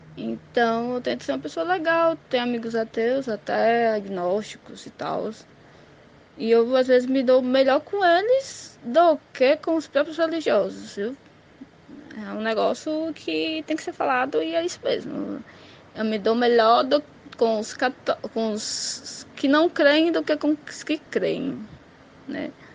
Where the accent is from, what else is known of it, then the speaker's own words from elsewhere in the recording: Ceará, Brazil; also born or lived in Caucaia, Ceará; eu sou cearense. Eu moro na cidade de Calcaia, Ceará.